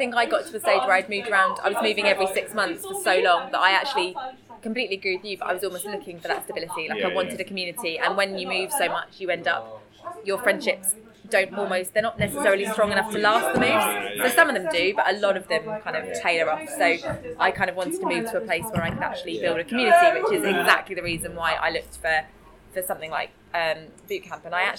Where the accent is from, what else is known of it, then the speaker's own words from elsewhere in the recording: South East England, United Kingdom; And I'm originally from Surrey, so it's not far from Surrey.